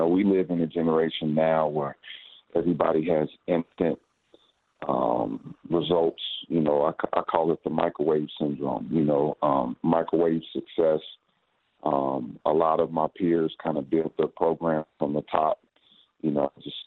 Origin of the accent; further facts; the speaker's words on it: Dayton, Ohio, United States; I coached at Wayne for 5 years because I'm from Dayton